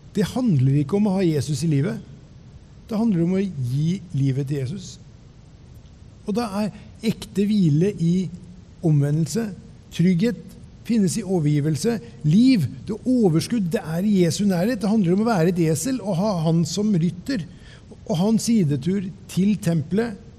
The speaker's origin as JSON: {"language": "Norwegian", "town": "Ørje", "region": "Østfold", "country": "Norway", "tie": "born or raised there", "said": "satte meg på kne i stua hjemme i Ørje"}